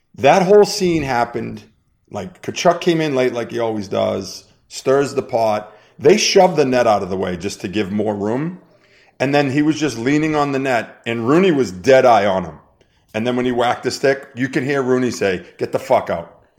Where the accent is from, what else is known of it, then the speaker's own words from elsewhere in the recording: Boston, Massachusetts, United States; now in Las Vegas, United States; I'm from Boston